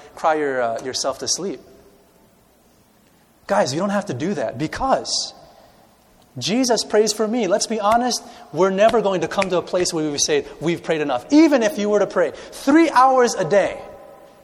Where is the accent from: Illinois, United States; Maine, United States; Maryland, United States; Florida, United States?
Illinois, United States; Chicago; I grew up in the city of Chicago. I'm a city boy.